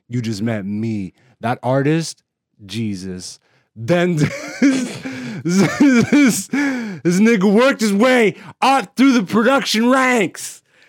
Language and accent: English; Canada; also born or lived in Europe; being an African born in Europe and then raised in Canada.